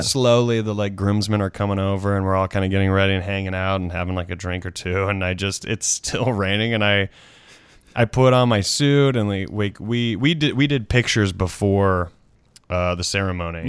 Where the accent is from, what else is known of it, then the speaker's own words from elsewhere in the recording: South Carolina, United States; moved away as an adult; also born or lived in Washington, D.C.; my South Carolina, my home state